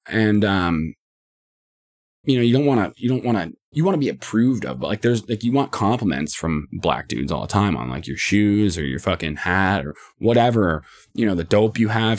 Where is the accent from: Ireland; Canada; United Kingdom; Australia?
Canada; I'm from Canada